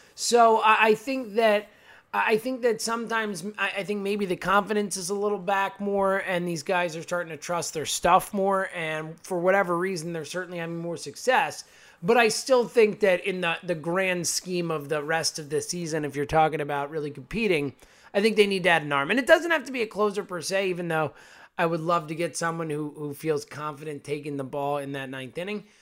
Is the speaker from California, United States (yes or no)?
no; Philadelphia, Pennsylvania, United States; we're from Philly